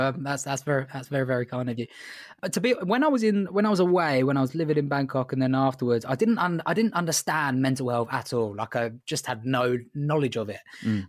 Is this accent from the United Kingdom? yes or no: yes; England, United Kingdom; I'm English